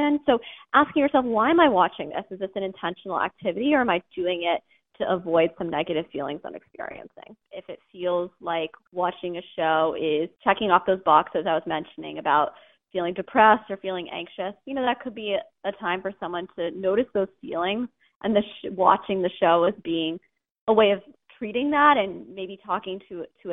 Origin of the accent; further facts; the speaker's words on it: Massachusetts, United States; moved away; I'm from Massachusetts, so I grew up in New England